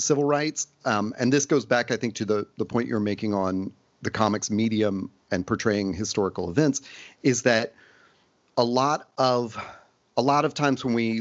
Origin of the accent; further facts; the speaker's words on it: Nashville, Tennessee, United States; I grew up in Nashville